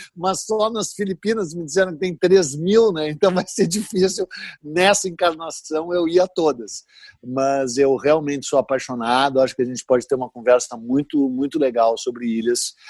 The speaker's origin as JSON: {"language": "Portuguese", "town": "Porto Alegre", "region": "Rio Grande do Sul", "country": "Brazil", "said": "eu sou de Porto Alegre, no Rio Grande do Sul"}